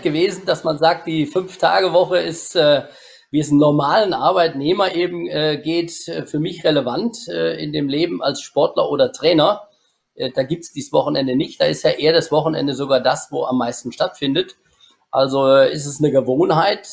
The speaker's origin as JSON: {"language": "German", "country": "Germany", "tie": "born or raised there", "said": "ich bin äh, gebürtiger Schwanefelder und lebe auch heute noch"}